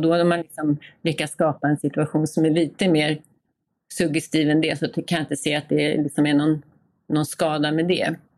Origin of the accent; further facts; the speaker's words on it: Gotland, Sweden; som gotlänning och boende eh, här i Visby hela tiden, eller på Gotland hela tiden